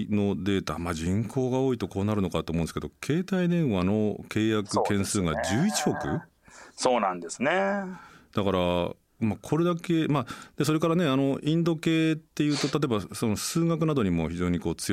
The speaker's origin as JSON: {"language": "Japanese", "region": "Nagano", "country": "Japan", "tie": "born or raised there", "moved": "yes", "said": "僕の故郷の長野"}